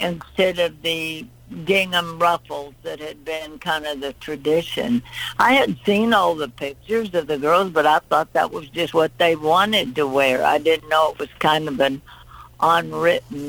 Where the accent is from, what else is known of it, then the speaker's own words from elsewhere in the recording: Titusville, Pennsylvania, United States; moved away; also born or lived in Nashville; I was born in Titusville, Pennsylvania, up close to Erie